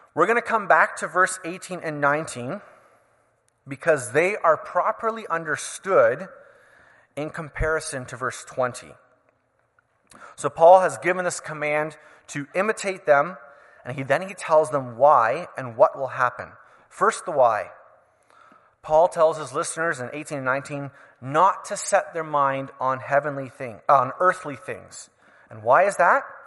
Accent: Canada; As a Canadian citizen

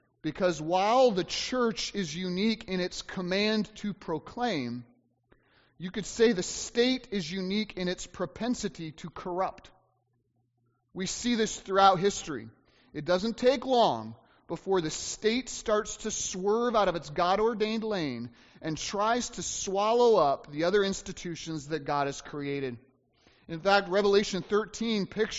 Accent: United States; uniquely as American Christians

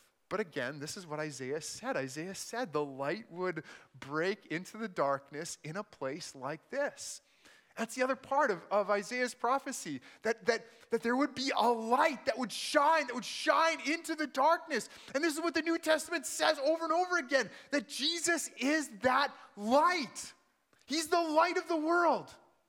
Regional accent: Manitoba, Canada; also born or lived in El Paso, United States; I said I'm from Manitoba. I was actually born in El Paso, Texas. So my parents were from southern Manitoba, but they lived in Texas for a couple of years. I was born there.

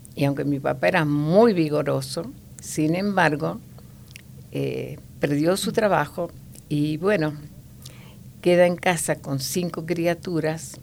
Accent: Buenos Aires, Argentina; also born or lived in La Pampa, Argentina; en realidad nací en La Pampa, eh, pero estuve muy poco tiempo, hasta los nueve años. A los nueve años me fui a Buenos Aires

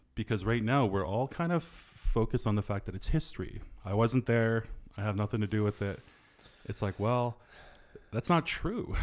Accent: reserve near Fort St. John, British Columbia, Canada; like my hometown, like I was born on the original reserve of my great-grandfather

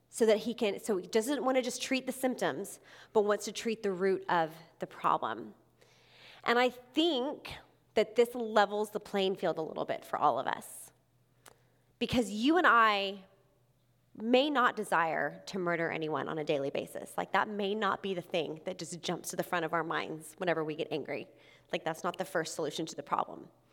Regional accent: Texas, United States; moved away as an adult; also born or lived in Mobile, Alabama; I'm originally from Texas, and I went to college in Alabama.

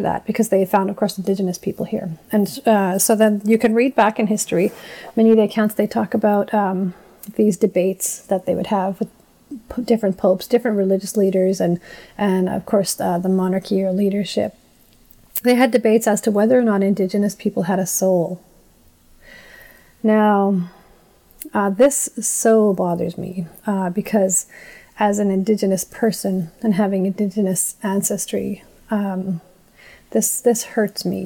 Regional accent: Nadleh Whut'en First Nation, northern British Columbia, Canada; I'm native. And I said, I'm from Notley. And I've always been very proud of being from Notley

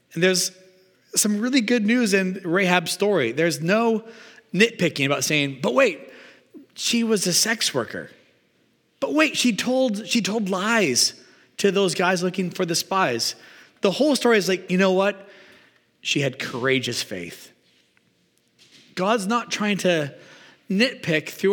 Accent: Canada; also born or lived in Regina, Saskatchewan / Calgary, Alberta; now in Vancouver, Canada; I grew up in Regina and Calgary and spent like my whole life, I felt like shoveling until moving here

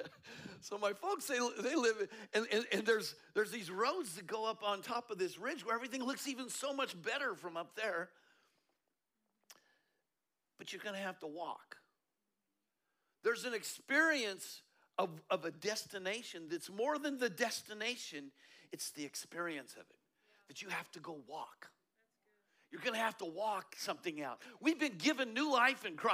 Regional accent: Colorado, United States; I'm from Colorado

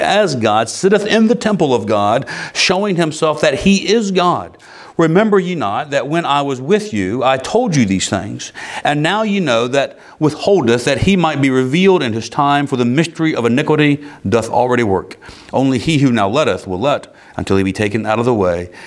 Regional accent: United States; as an American

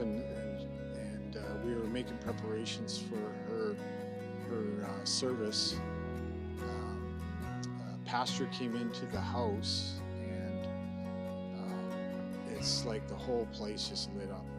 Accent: Surrey, British Columbia, Canada; also born or lived in Edmonton, Alberta / Penticton; I was born in Alberta, Edmonton, Alberta. Moved out here when I was 5. And I've actually lived out here in Surrey pretty much most of my life.

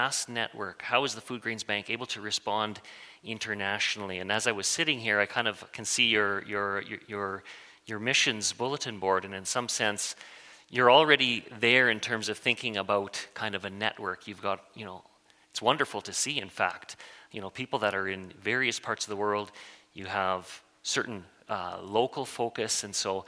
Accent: Waldheim, Saskatchewan, Canada; I grew up in Waldheim with a, you know, kind of through the MB church there

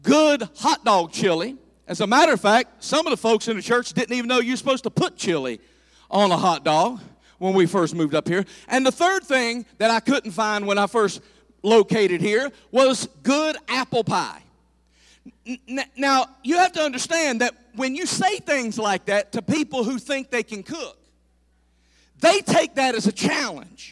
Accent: the South, United States; I'm from the South, and I grew up around Southern cooking

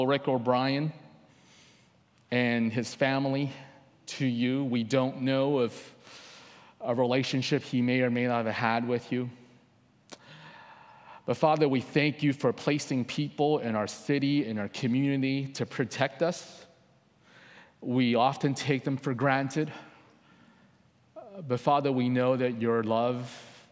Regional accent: Coquitlam, British Columbia, Canada; also born or lived in Hong Kong; I lived in Coquitlam most of my life. Only the first 7 years I was not here. I was born in Hong Kong, but Coquitlam is home

